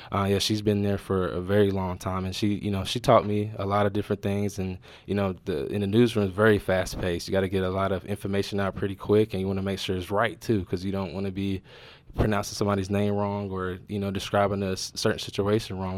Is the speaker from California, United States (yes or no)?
no; North Carolina, United States; also born or lived in Wilson, North Carolina / Charlotte, North Carolina / Creston, Iowa; now in Iowa, United States; I'm from North Carolina. I was born in a small town called Wilson, North Carolina. Then I moved to a little bit bigger city, Charlotte, North Carolina